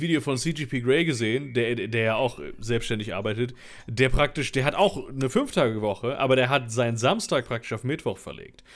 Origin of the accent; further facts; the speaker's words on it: Cologne, North Rhine-Westphalia, Germany; Ich bin ja in Köln geboren.